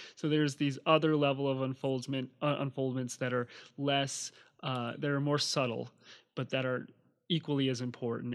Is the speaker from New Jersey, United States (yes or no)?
yes; New Jersey, United States; moved away; also born or lived in Hawaii; I grew up on the East Coast in New Jersey